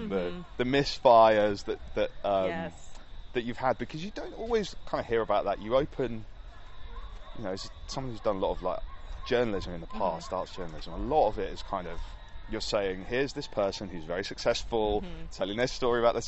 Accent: Yorkshire and the Humber, United Kingdom; Yorkshire, where I'm from

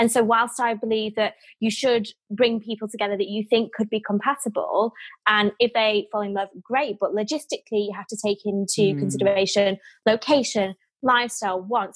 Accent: Manchester, North West England, United Kingdom; moved away as an adult; now in London, United Kingdom; I'm Mancunian, very down to earth

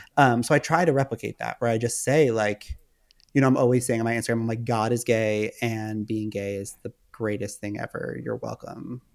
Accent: Westchester, New York, United States; moved away as an adult; also born or lived in Manhattan / Los Angeles; I grew up in Westchester, which is just outside of the city.

